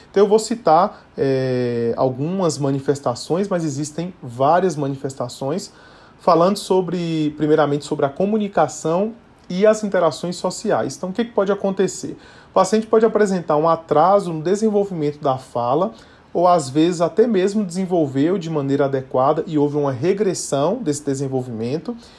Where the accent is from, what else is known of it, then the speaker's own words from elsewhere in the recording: Bahia, Brazil; now in São Paulo, Brazil; sou natural da Bahia, mas moro em São Paulo já há vários anos também